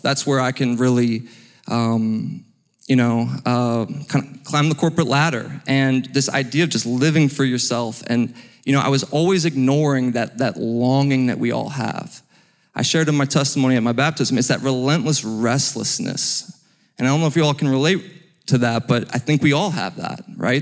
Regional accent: Cleveland, Ohio, United States; moved away as an adult; also born or lived in Wyoming; now in Alpharetta, United States; I am from Cleveland, Ohio.

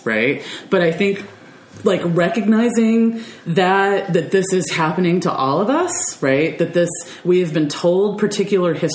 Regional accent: United States; me as an American

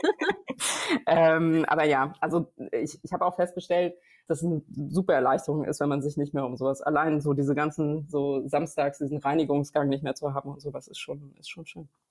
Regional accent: near Braunschweig, Lower Saxony, Germany; also born or lived in Harz, East Germany; ich habe dann meine prägenden Jahre in der Nähe von Braunschweig äh, so verbracht, so meiner die prägenden Jugendjahre

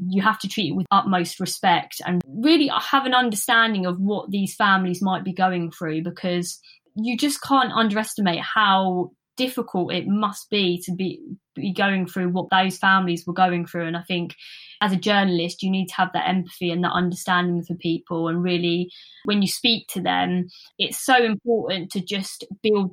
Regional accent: Luton, East of England, United Kingdom; born or raised there

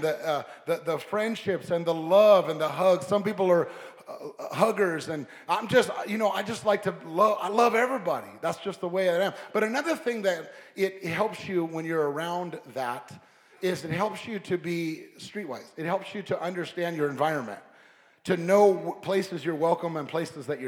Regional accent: Long Beach, California, United States; also born or lived in La Puente, California; I was raised in Southern California, and I was raised as a kid in Long Beach, and I went to high school in the city of La Puente

